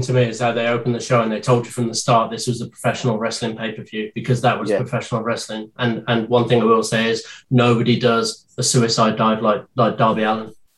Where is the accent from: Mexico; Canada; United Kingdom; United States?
United Kingdom; a British man being brought up on uh, carry on